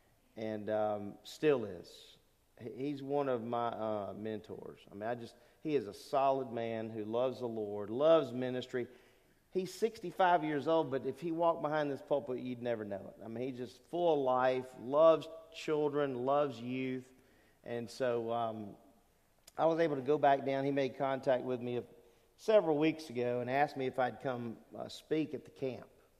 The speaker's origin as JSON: {"language": "English", "town": "Lake Charles", "region": "Louisiana", "country": "United States", "tie": "born or raised there", "also_born_or_lived": "Newport, Rhode Island", "said": "I grew up in Southwest Louisiana, and my dad was in the Navy. We moved around a lot when I was a little guy"}